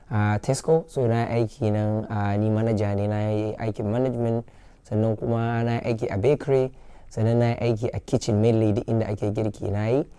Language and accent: Hausa; Kano, Kano State, Nigeria; now in London, United Kingdom; na tashi ne a garin Kano shekara ta 22 kenan a nan a London